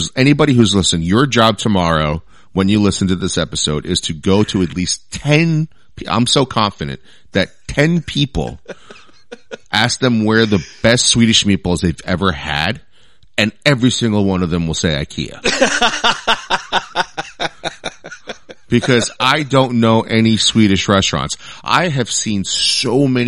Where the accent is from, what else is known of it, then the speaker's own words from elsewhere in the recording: East Coast, United States; moved away; I'm from the East Coast